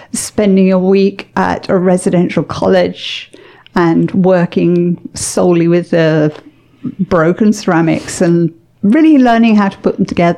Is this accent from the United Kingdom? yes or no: yes; England, United Kingdom; moved away as an adult; now in Canada; I grew up in England